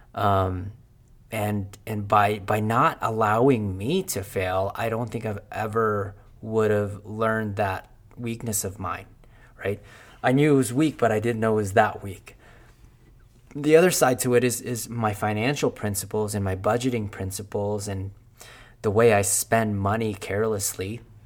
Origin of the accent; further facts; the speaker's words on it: Philippines; English is a second language; moved away; I was born in Philippines.